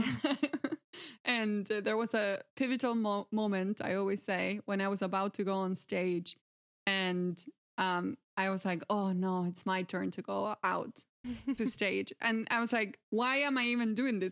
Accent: Santa Fe, Argentina; English is a second language; I am originally from Argentina. Um, I grew up in a small agricultural town, uh, in the province of Santa Fe

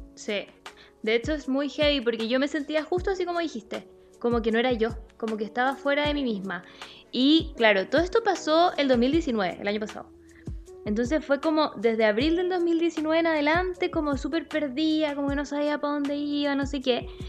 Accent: Santiago, Santiago Metropolitan Region, Chile; yo soy de Santiago

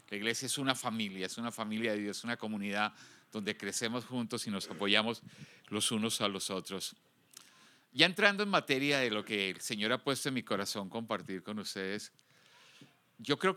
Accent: United States; now in Guadalajara, Mexico; Yo vengo de los Estados Unidos uno de los países más desarrollados del mundo, quizás con la fuerza de policía más organizada y con más recursos.

